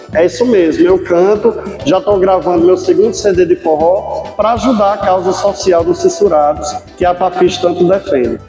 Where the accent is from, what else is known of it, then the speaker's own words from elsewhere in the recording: Natal, Rio Grande do Norte, Brazil; now in Currais Novos, Brazil; eu sou natural de Natal, mas moro aqui no Seridó, eu moro em Currais Novos